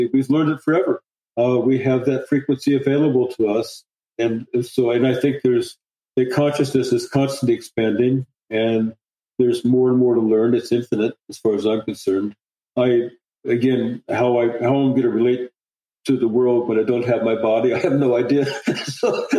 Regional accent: Indiana, United States; I'm from Indiana. You know, I'm a corn boy. I grew up in the Midwest

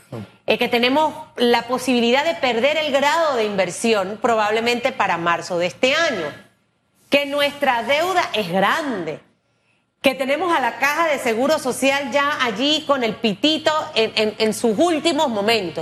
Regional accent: Panama

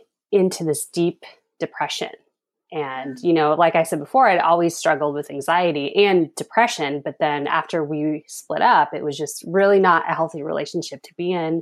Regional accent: Reno, Nevada, United States; moved away as an adult; now in Thousand Oaks, United States; I grew up in Reno, Nevada, and then made a big move in 2010 and moved down here to Thousand Oaks, Southern California.

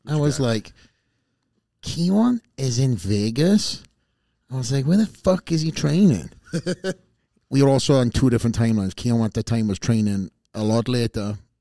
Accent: Wales, United Kingdom; I came from Wales, put myself in these various different gyms.

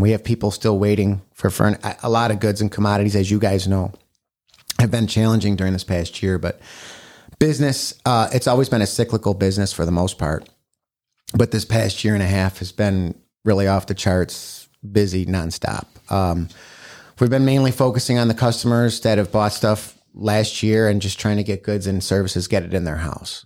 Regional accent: Batavia, United States; also born or lived in Sacramento, California; I grew up in Batavia. I went to Batavia High School

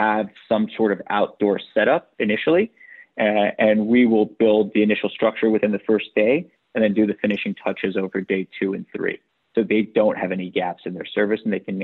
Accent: New York City, New York, United States; I was born and raised in New York

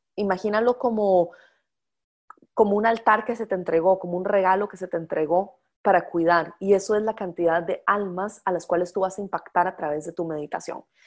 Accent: Costa Rica; yo soy de Costa Rica

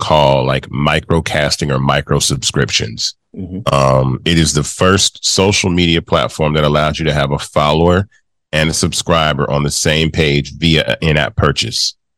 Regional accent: Memphis, Tennessee, United States; this kid from Memphis, Tennessee, my hometown I was born

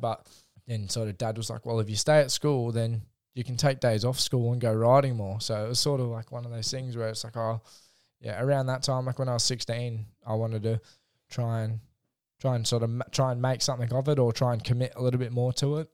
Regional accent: Rosebud, Victoria, Australia; home tracks, Rosebud

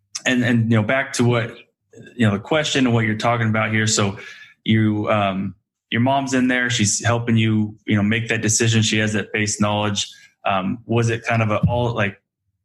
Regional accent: Marysville, California, United States; I grew up in Marysville, California

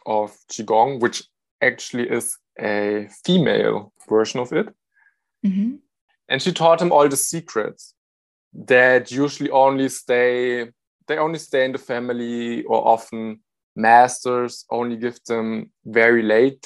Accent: Germany; I'm from Germany.

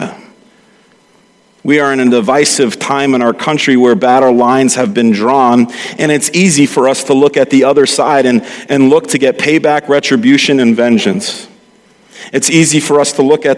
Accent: New York City, New York, United States; accent: Brooklynese; moved away; I slip into Brooklynese

